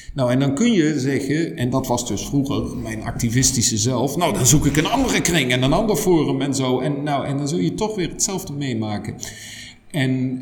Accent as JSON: {"language": "Dutch", "country": "Germany", "also_born_or_lived": "Netherlands", "second_language": "Dutch", "moved": "as an adult", "lives_now": "Leuven, Belgium", "said": "Ik ben oorspronkelijk Duits"}